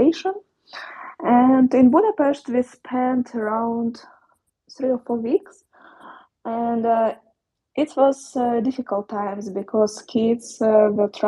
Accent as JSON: {"language": "English", "region": "Poltava Oblast", "country": "Ukraine", "tie": "born or raised there", "moved": "as an adult", "said": "I've been at my hometown, on central part of Ukraine, Poltava region"}